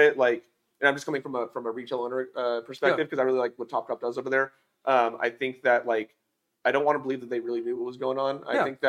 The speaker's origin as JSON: {"language": "English", "region": "California", "country": "United States", "moved": "as an adult", "lives_now": "Las Cruces, United States", "said": "I'm from California."}